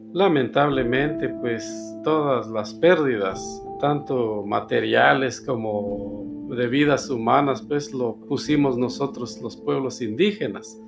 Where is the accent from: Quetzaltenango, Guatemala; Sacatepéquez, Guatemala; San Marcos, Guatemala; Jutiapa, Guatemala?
Sacatepéquez, Guatemala; Sumpango; Soy originario de Guatemala, específicamente en Zacatepeques